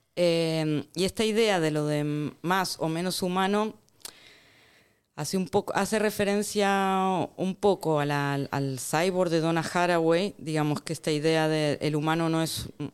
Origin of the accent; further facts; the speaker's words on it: Argentina; moved away; also born or lived in Barcelona; yo soy de Argentina, de hecho, tengo igual de hecho, he crecido, Argentina